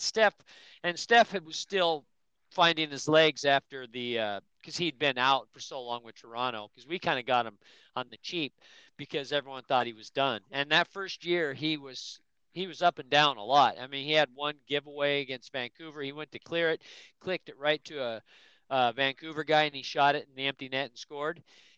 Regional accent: England, United Kingdom; I mean, I like Celtic just because I'm English, and actually Scottish.

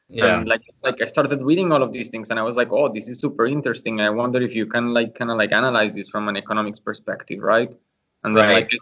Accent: Colombia; I'm from Colombia

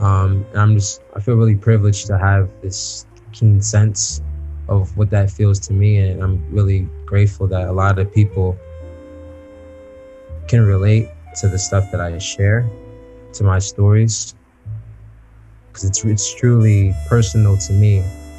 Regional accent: New York, United States; born there; also born or lived in Chicago; When I'm in New York or in the States, I'm from Chicago. But when I'm abroad, I'm from New York. I was born in New York. I'm kind of from all over. I lived in 5 states.

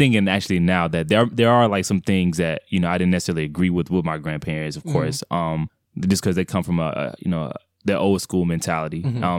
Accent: Atlanta, Georgia, United States; So I was born and raised in Atlanta, Georgia. So primarily on the Cascade, that area, so near the airport.

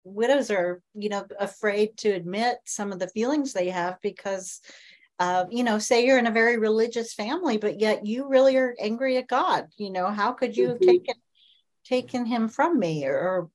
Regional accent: Kansas, United States; I grew up in Kansas.

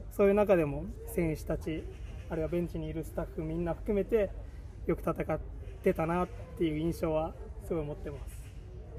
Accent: Okinawa, Japan; moved away as an adult; now in Barcelona, Spain; 今現在はバルセロナのホスピタレットというクラブでコーチをやらせていただいてます、えー、25歳です沖縄県出身です

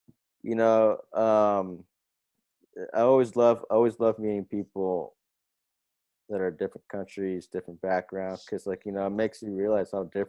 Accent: Palo Alto, California, United States; also born or lived in Portugal; I'm born here too. Well, San Francisco Bay Area, Palo Alto, but like, you know, I was also in Portugal because, you know, my family's there.

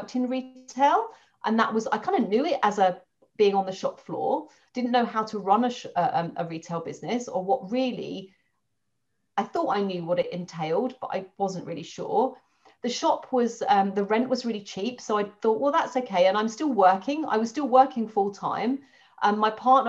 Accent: London, United Kingdom; moved away as an adult; now in Dorset, United Kingdom; I'm a Londoner, lived in London all my life

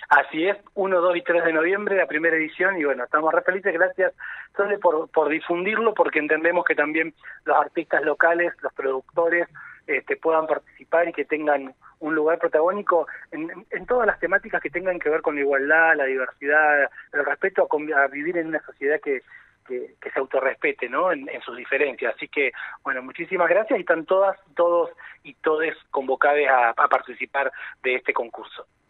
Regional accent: Neuquén, Argentina; nuestra idiosincrasia como neuquinas, como neuquinos

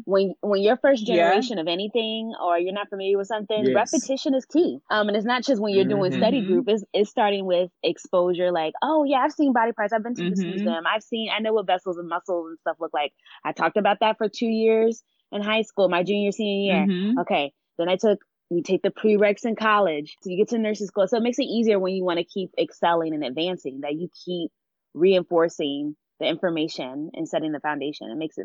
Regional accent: Delaware, United States; I came from Delaware. My dad was military, so we traveled a lot. So I call myself a global citizen. So I'm not going to claim Delaware as my place. But once we settled down and we got stationed in Delaware

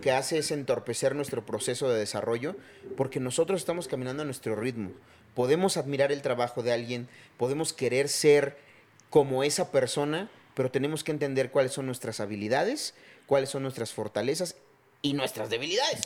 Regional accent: Chiapas, Mexico; moved away; soy de Chiapas

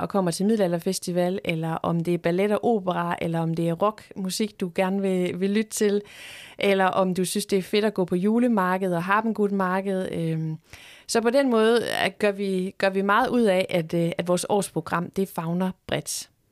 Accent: Horsens, Central Denmark Region, Denmark; nu er jeg selv født og opvokset i Horsens

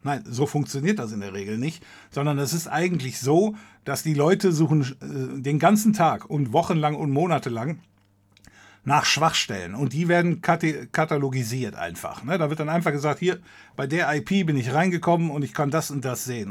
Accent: Germany; wir als Deutsche

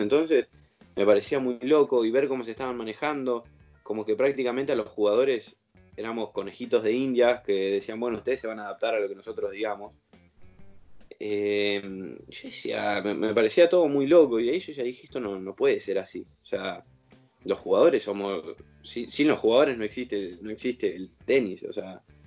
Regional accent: Argentina; moved away; yo siendo argentino

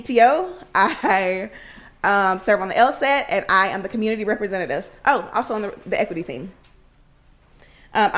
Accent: Alabama, United States; moved away as an adult; now in Washington, D.C., United States; I'm originally from Alabama. I moved to D.C. 10 years ago

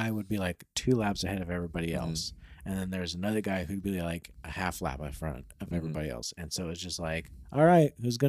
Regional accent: Hollister, California, United States; I'd say Hollister, and people are like, where?

